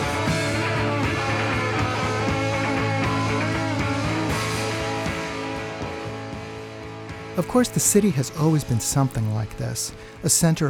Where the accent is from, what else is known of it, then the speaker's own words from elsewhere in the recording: New York, United States; growing up in New York in the 1970s